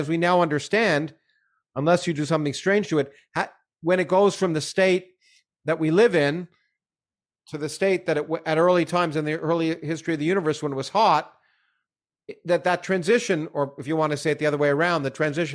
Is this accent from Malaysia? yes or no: no; Canada; I had growing up in Canada